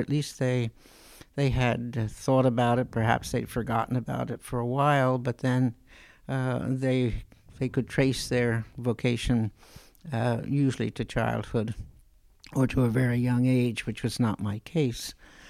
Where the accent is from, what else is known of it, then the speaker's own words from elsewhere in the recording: New York, United States; born there; When I said I was born in New York, they could relate